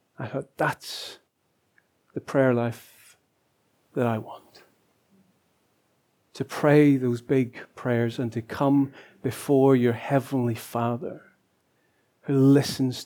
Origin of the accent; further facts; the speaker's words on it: Lisburn, Northern Ireland, United Kingdom; moved away as an adult; my hometown of Lisburn